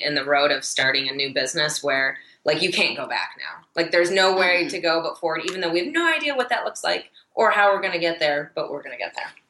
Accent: Michigan, United States; moved away as an adult; now in Denver, United States; I'm originally from Michigan

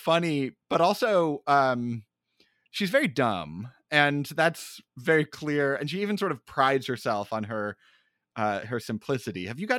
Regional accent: Phoenix, Arizona, United States; Yeah, I'm from Phoenix, really, Larissa.

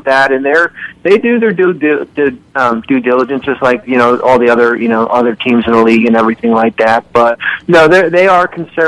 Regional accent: Northern New Jersey, United States; I am from Northern New Jersey

